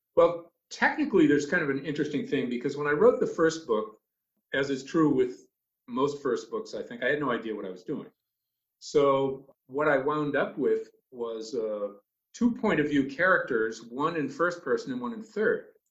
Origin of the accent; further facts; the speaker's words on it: Boston, Massachusetts, United States; moved away as an adult; now in Cape Elizabeth, United States; I grew up in Boston